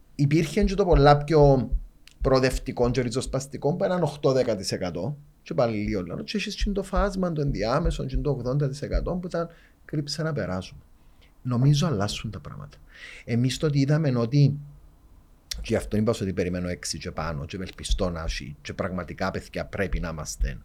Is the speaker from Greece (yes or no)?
no; Cyprus; accent: Cypriot; δεν είμαστε περήφανοι που είμαστε Κυπρέοι